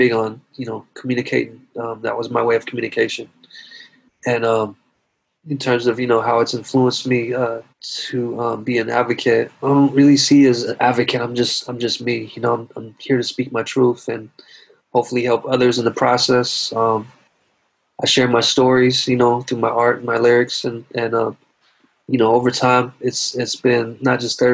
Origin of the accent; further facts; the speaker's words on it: the South, United States; I was growing up in the South